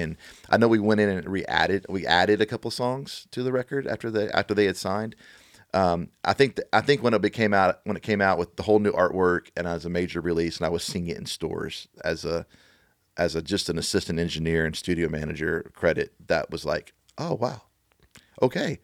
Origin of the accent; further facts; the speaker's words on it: Beaumont, Texas, United States; also born or lived in Oklahoma City / Dallas; now in Nashville, United States; I, I grew up in, in a little town called Beaumont, Texas